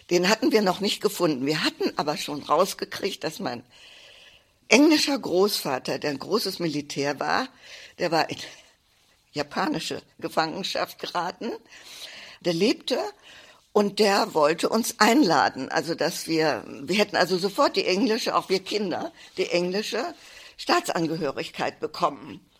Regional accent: Wroclaw, Lower Silesian Voivodeship, Poland; born there; Ich bin geboren in Breslau, was damals Schlesien war. Jetzt gehört es zu Polen.

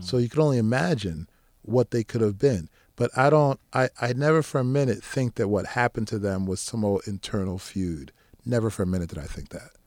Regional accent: East Coast, United States; now in New Jersey, United States; I live in Jersey. I'm from the East Coast

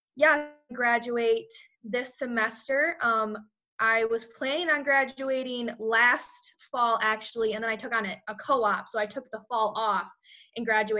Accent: Hamilton, Michigan, United States; moved away; I'm from Hamilton, Michigan, graduated in 2016

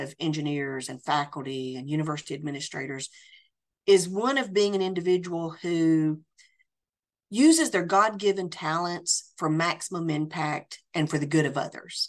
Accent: Tennessee, United States; moved away as an adult; also born or lived in France; I absolutely love my home state of Tennessee, and I feel very, very blessed to be back in my home state

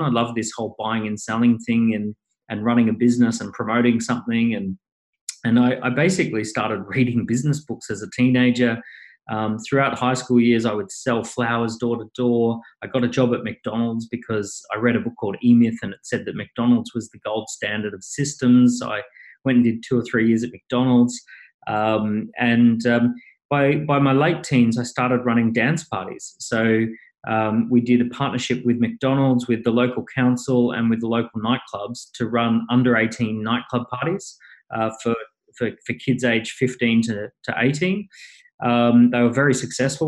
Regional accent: Maroochydore, Queensland, Australia; moved away as an adult; now in London, United Kingdom; went to Maroochydore High School. I grew up on long, endless beaches

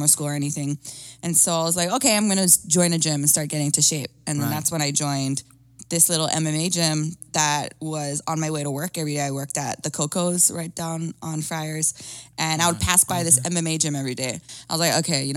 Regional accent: Hawaii, United States; growing up in Hawaii

